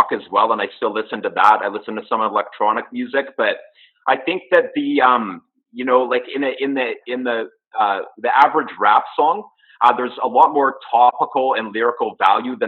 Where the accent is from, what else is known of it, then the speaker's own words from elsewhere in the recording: Comox Valley, British Columbia, Canada; also born or lived in Vancouver / Burnaby; now in Nanaimo, Canada; I'm originally from a little town called the Comox Valley on Vancouver Island, just off the coast of Vancouver.